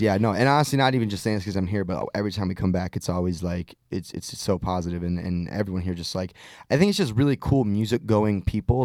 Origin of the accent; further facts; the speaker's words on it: just outside Detroit, Michigan, United States; I grew up just outside Detroit